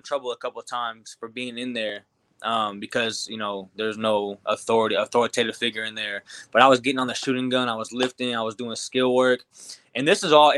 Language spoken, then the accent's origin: English; Glasford, Illinois, United States; also born or lived in Peoria, Illinois; So I grew up in a really big basketball area. Peoria, Illinois is a huge basketball area. I was born in Peoria, and then my parents moved just like 20-30 minutes outside the city to Glassford, Illinois